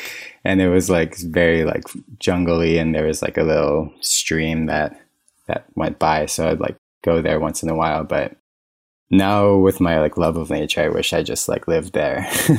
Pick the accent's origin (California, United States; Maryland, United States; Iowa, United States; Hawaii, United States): Hawaii, United States; Kaneohe; It was super lush, kind of mountainy. It rained all the time.